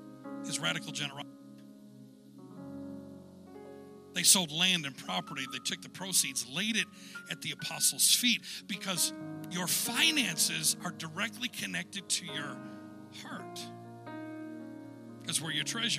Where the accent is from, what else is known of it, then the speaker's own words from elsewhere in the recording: United States; As an American